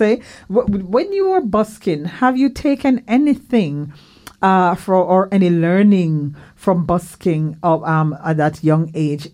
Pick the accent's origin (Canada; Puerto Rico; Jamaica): Jamaica; moved away; in the Caribbean where I'm from Jamaica